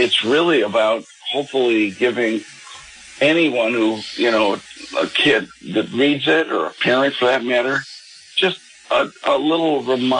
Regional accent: Los Angeles, California, United States; a parish priest in my hometown out in California, in Pacific Palisades

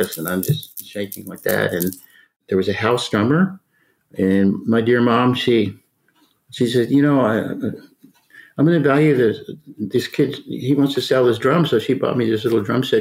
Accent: San Antonio, Texas, United States; I grew up in San Antonio

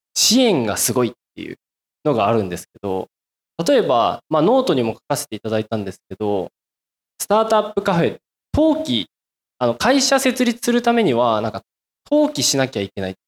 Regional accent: rural Miyazaki, Japan; now in Fukuoka, Japan; 僕、宮崎の田舎出身で。

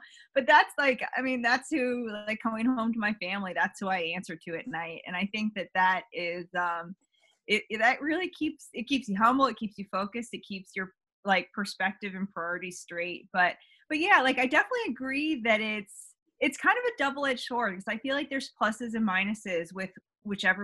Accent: Northern Virginia, United States; now in Midlothian, United States; I live in Midlothian, Virginia now, which is just right outside Richmond. But I grew up in Northern Virginia

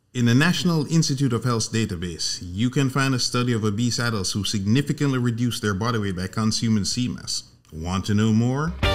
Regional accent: Jamaica; moved away; I'm originally from Jamaica, born and raised

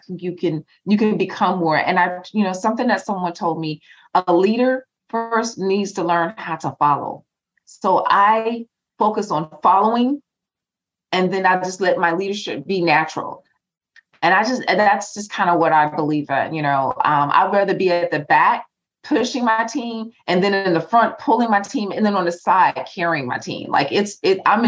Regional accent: New Jersey, United States; also born or lived in North Carolina; I'm from Jersey. I'm from North Carolina / Jersey. I talk fast.

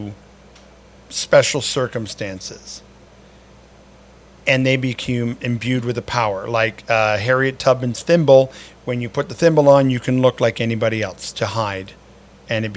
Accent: Canada

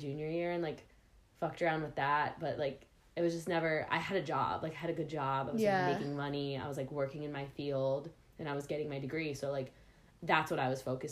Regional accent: outside Miami, South Florida, United States; moved away as an adult; also born or lived in New York City; I was born in South Florida, like right outside of Miami, and I lived there until I was 18, and then I actually went to college in New York City

